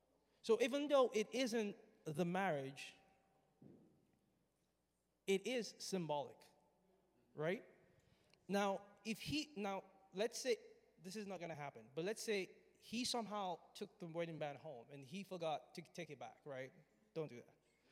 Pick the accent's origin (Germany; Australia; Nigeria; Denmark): Nigeria; When I was growing up, I grew up in Nigeria.